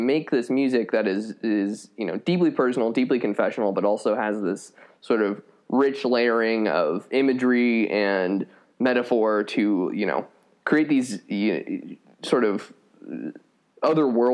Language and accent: English; Colorado Springs, Colorado, United States; moved away; I grew up in Colorado Springs, which is the evangelical capital of the world.